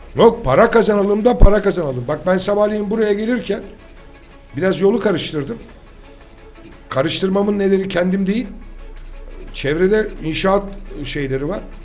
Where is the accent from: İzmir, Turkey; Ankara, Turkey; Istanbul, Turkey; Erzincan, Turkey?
İzmir, Turkey; Ben bir İzmirli olarak